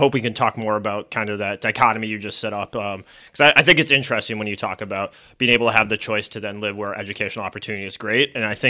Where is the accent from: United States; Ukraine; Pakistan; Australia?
United States; Midwest; moved away as an adult; now in Baltimore, United States; I came from the Midwest, moved out here exclusively to teach, loved it.